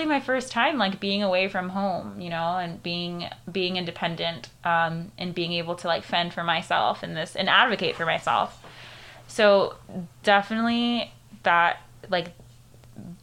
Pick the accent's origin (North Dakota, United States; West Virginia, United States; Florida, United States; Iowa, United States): Florida, United States; Kissimmee; first language Spanish; also born or lived in Venezuela; I was raised here in Kissimmee